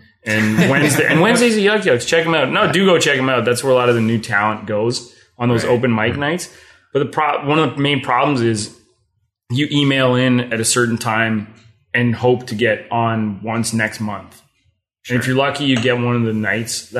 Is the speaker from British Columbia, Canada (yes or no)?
no; Toronto, Ontario, Canada; moved away as an adult; also born or lived in Kingston; now in Ottawa, Canada; I'm from Toronto originally. I was born in North York. I lived there until I was about 18 when I went to school in Kingston